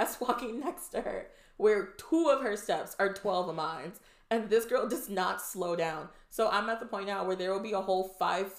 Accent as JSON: {"language": "English", "region": "Wisconsin", "country": "United States", "moved": "yes", "lives_now": "Austin, United States", "said": "Austin girl now. All right. We don't claim Wisconsin anymore"}